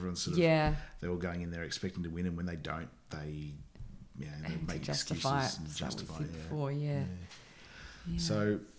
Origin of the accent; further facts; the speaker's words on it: Oatley, New South Wales, Australia; now in Melbourne, Australia; Okay, I was born in Sydney.